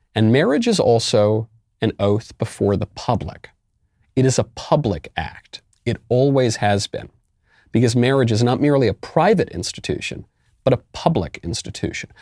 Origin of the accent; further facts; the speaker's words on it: New York City, New York, United States; moved away as an adult; also born or lived in California; now in Tennessee, United States; I'm a New Yorker, as you may know, and I did leave New York.